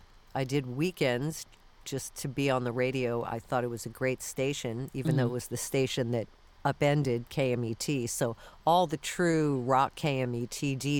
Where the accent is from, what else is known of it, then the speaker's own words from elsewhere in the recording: Florida, United States; also born or lived in New York / Texas / Michigan; So I was born in New York, but we moved by like fourth grade to Florida. Then we went to live in Texas.